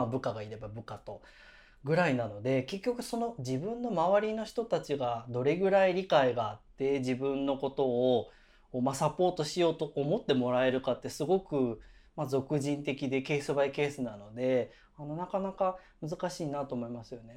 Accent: Japan; first language Japanese; moved away

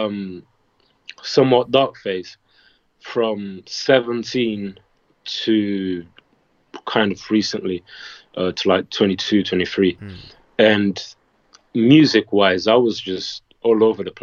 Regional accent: Portugal; my hometown is not that touristy

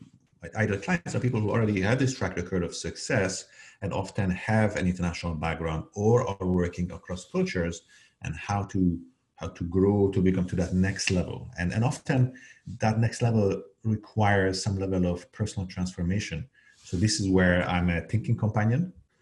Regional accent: Canada; also born or lived in Hungary / Algeria; now in United States; And by the way, I was born in Hungary and I grew up in Algeria and Canada before moving to the Bay Area to open the first office of my last startup.

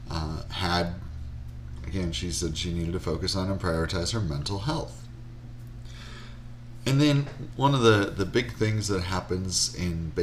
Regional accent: Wisconsin, United States; I grew up in Wisconsin

